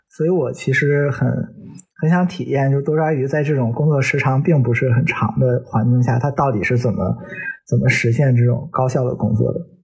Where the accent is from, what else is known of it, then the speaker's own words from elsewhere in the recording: northern China, China; moved away as an adult; also born or lived in Hong Kong / Germany; 虽然我是个北方人，但我成年之后不久就去在香港生活了五年